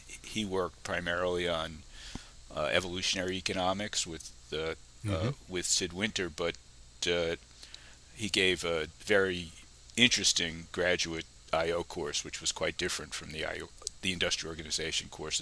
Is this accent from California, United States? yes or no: no; New York City, New York, United States; moved away as an adult; now in Brookline, United States; I grew up in New York City. I went to New York City public schools for elementary school, at junior high and high school.